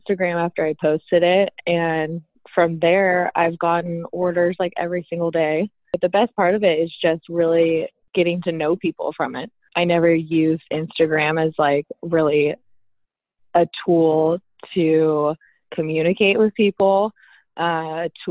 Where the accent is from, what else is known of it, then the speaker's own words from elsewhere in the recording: Costa Mesa, California, United States; also born or lived in Irvine, California; I live here in Orange County in Irvine, born and raised in Costa Mesa